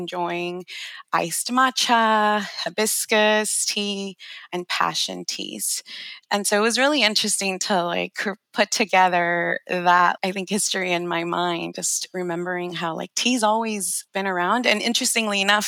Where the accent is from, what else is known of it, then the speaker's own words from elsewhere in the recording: Los Angeles, California, United States; I grew up in Los Angeles